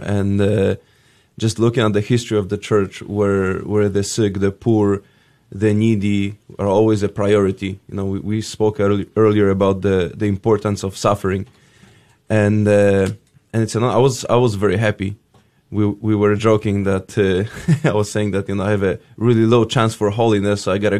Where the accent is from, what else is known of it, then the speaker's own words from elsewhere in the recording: Poland; born and raised in Poland.